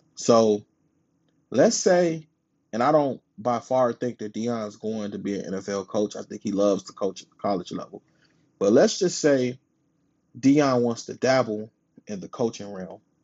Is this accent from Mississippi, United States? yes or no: no; Chicago, Illinois, United States; I'm from Chicago